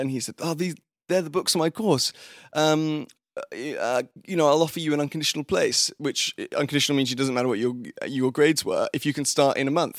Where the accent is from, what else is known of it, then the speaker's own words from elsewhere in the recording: London, United Kingdom; moved away; also born or lived in Fulham / Wimbledon; I was born and raised in London. I had always, I grew up in Fulham, which is in southwest London